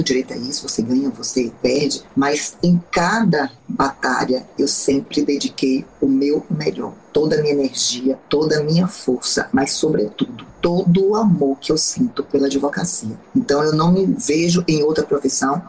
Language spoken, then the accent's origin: Portuguese; Bahia, Brazil; sou uma advogada baiana com muito orgulho, tenho um, um orgulho da minha terra